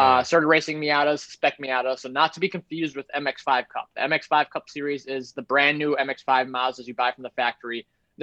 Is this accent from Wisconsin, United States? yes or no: yes; Menomonee Falls, Wisconsin, United States; also born or lived in Slinger, Wisconsin; I was born in Menominee Falls, Wisconsin